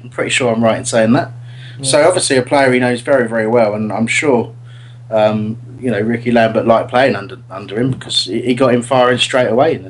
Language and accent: English; Australia; That's me being Australian.